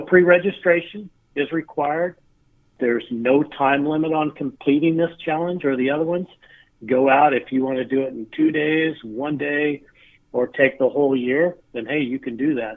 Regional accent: Artesia, New Mexico, United States; I grew up in Artesia

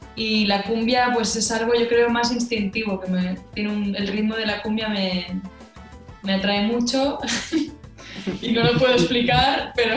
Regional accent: Catalonia, Spain; siendo catalana

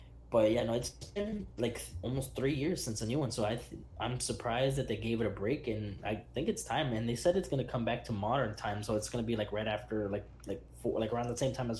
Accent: Miami, Florida, United States; I'm from Miami.

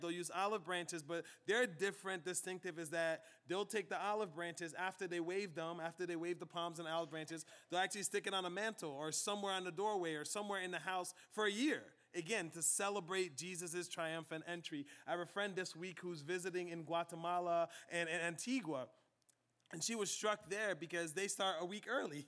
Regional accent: Liberia; moved away; my home country of Liberia

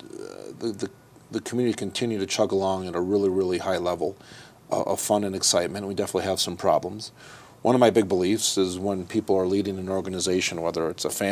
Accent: Burnsville, Minnesota, United States; moved away as an adult; also born or lived in Colorado; now in Aspen, United States; I grew up ski racing in Buck Hill, Minnesota

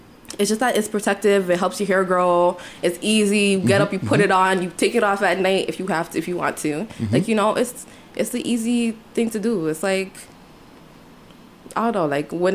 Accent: Toronto, Ontario, Canada; I wasn't born and raised, like, in the hood part mm-hmm. of Rexdale, but I was born and raised in Rexdale

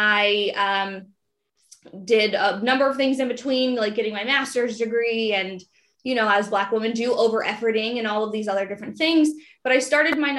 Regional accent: Prince George's County, Maryland, United States; I grew up in Prince George's County, Maryland

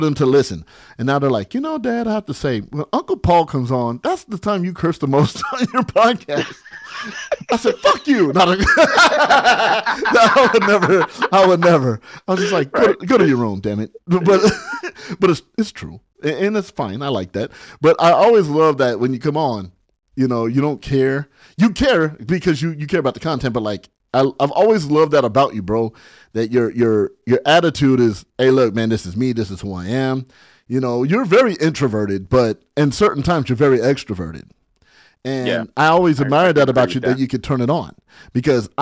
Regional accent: Barstow, California, United States; also born or lived in San Bernardino, California; I lived in my sister's shadow growing up in Barstow.

